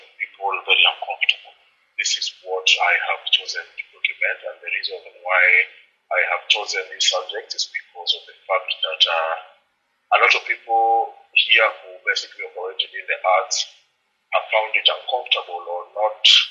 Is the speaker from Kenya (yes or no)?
yes; Nairobi, Kenya; I am a painter from Nairobi, Kenya